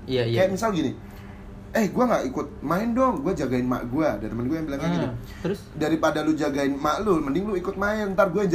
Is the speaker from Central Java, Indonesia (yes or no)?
yes; Central Java, Indonesia; Di daerah Jawa Tengah.